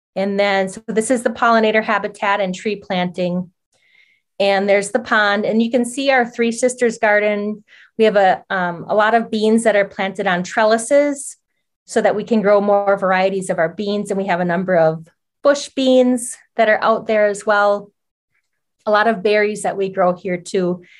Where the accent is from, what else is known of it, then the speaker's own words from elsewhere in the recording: Oneida Reservation, Wisconsin, United States; I'm Oneida, and I grew up near Duck Creek that runs through the Oneida Reservation